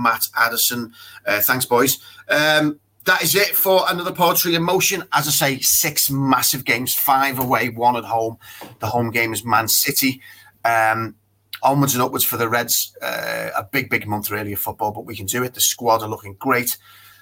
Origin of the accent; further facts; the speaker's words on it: Liverpool, North West England, United Kingdom; I'm from Anfield, and my mum still lives in Anfield, St Domingo, just across the road from the ground.